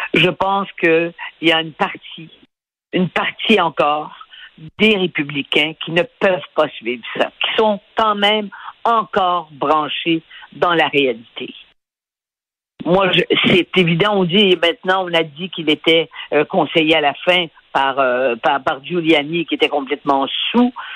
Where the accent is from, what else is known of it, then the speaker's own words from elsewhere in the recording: Canada; j'étais du Canada